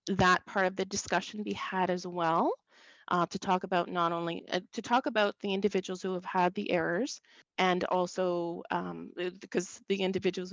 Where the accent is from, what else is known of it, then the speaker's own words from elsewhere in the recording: Saint John, New Brunswick, Canada; I grew up in St. John, New Brunswick, on the kind of the outskirts of the city.